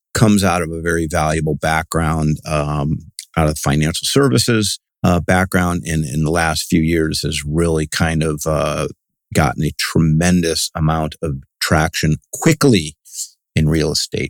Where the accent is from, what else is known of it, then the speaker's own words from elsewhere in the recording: Cleveland, Ohio, United States; now in California, United States; I'm from Cleveland